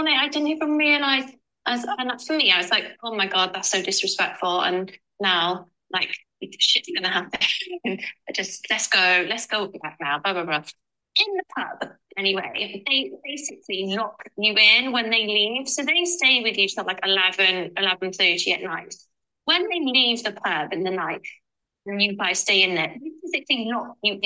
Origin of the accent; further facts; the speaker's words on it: Cardiff, Wales, United Kingdom; we're from Cardiff